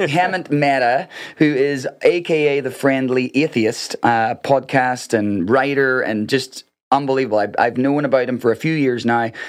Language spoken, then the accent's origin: English; Northern Ireland, United Kingdom; moved away; I'm coming from Northern Ireland